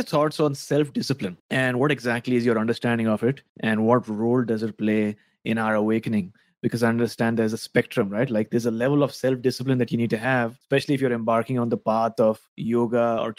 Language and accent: English; Mumbai, Maharashtra, India; now in Vancouver, Canada; I'm originally from Mumbai, India, but I'm based right now in Vancouver, Canada.